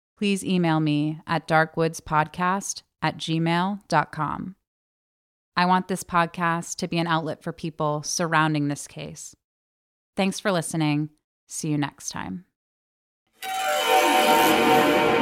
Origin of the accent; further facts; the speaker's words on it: Maine, United States; I'm from Maine